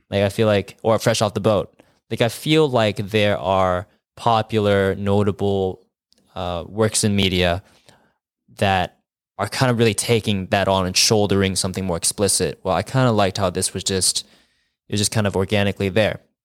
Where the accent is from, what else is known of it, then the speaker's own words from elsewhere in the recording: California, United States; I'm from California where it never fucking rains.